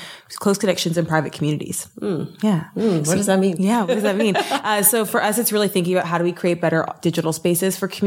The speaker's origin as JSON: {"language": "English", "town": "Toronto", "region": "Ontario", "country": "Canada", "also_born_or_lived": "New York", "moved": "as an adult", "lives_now": "Los Angeles, United States", "said": "I'm from Toronto, Canada."}